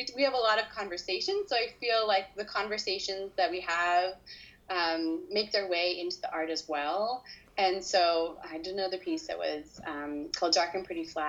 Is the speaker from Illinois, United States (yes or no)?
yes; Chicago, Illinois, United States; born there; also born or lived in Los Angeles / New York; I am an American. I was born in Chicago, I lived in LA, and I lived in New York